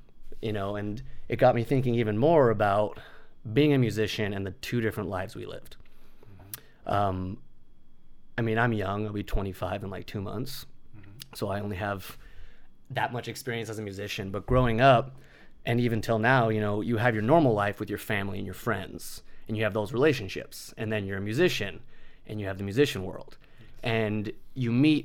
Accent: United States; I was born in America and I grew up in America

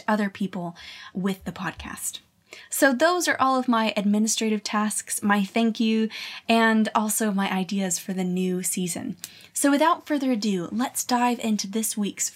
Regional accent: Colorado Springs, Colorado, United States; my hometown in Colorado Springs

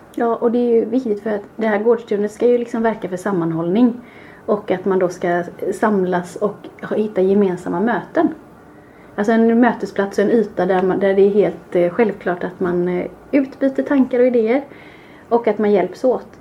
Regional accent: Kungsbacka, Halland County, Sweden; våra fantastiska granskog där vi är uppvuxna och har lekt

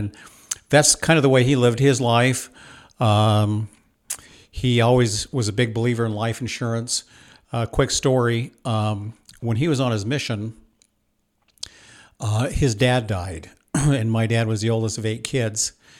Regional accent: Washington, United States; I was raised in Washington State on a farm, southeastern Washington State. My parents are from Idaho, so pretty conservative. We had a sugar beet farm in southeastern Washington.

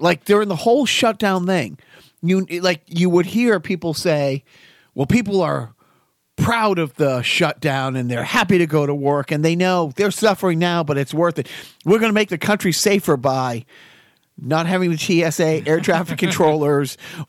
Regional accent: North Dakota, United States; No, I'm from North Dakota. South Dakota, piece of shit.

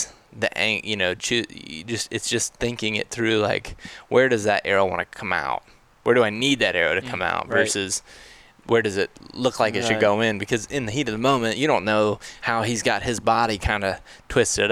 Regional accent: Ohio, United States; now in Colorado, United States; growing up in Ohio

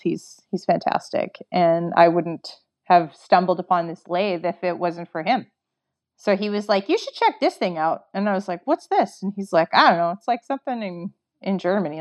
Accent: Canada; I'm from Canada

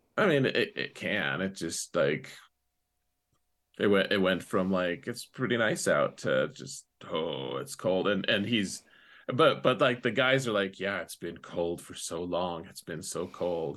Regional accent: United States; most, most of us Americans

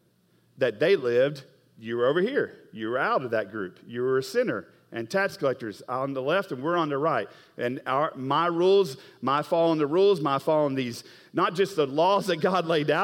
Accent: Oklahoma, United States; I'm from Oklahoma

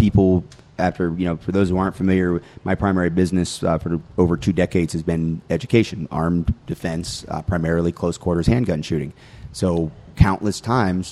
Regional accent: North Georgia, United States; moved away as an adult; now in North Carolina, United States; I graduated from high school in North Georgia

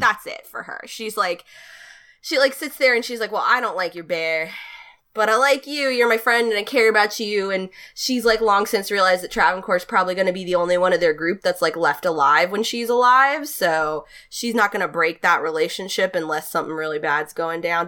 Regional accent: North Carolina, United States; I'm from North Carolina

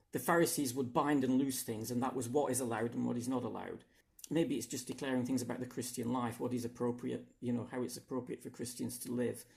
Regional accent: England, United Kingdom; now in Hungary; I come from England, uh, but I now live in Hungary

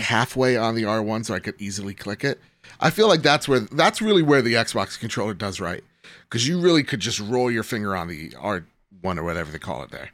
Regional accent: United States; I'm American

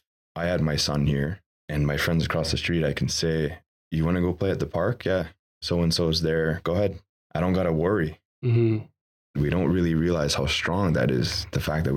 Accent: Kahnawake, Quebec, Canada; I'm from Ganawage

